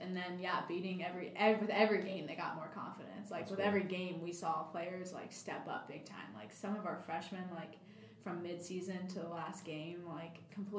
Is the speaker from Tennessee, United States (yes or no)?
yes; Cleveland, Tennessee, United States; So we're in Mississippi, in Cleveland, Mississippi, funny enough. We're from Cleveland, Tennessee.